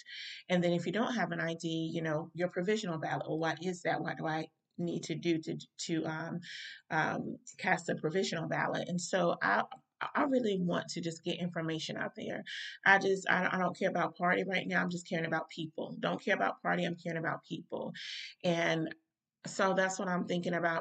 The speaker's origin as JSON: {"language": "English", "region": "North Carolina", "country": "United States", "said": "here in my home state"}